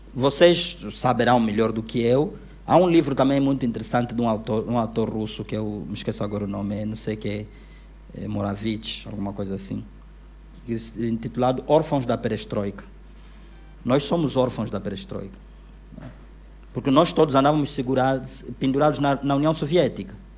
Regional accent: Luanda, Luanda Province, Angola; also born or lived in Uíge; Eu cresci aqui em Luanda

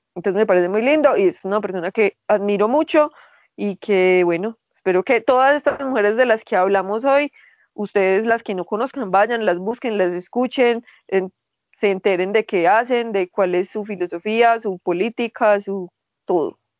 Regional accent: Colombia; seguimos siendo colombianos

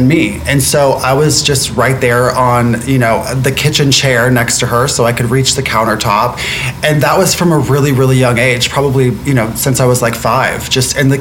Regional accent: Florida, United States; moved away; I'm from Florida originally

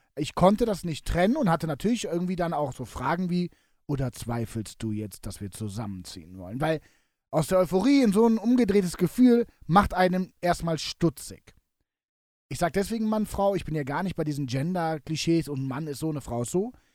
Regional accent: Cologne, North Rhine-Westphalia, Germany; mein Köln meine Heimatstadt ist

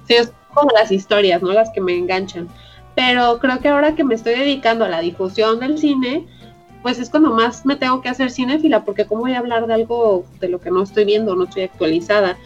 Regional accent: Puerto Vallarta, Jalisco, Mexico; Yo soy de Puerto Vallarta

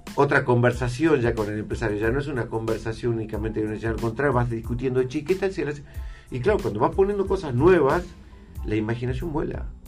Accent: Salta, Argentina; como salteños

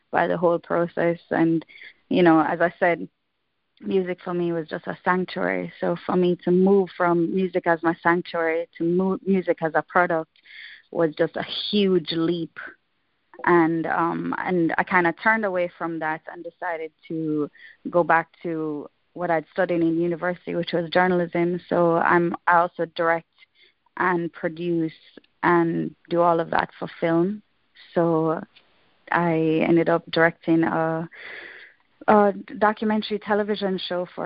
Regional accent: Jamaica; Growing up in Jamaica

